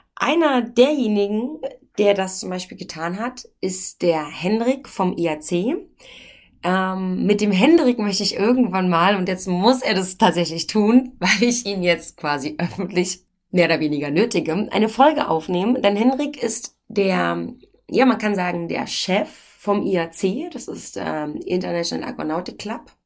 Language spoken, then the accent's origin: German; Brandenburg, Germany; accent: Berlinerisch; ich bin ja nicht Berlinerin, ich bin Brandenburgerin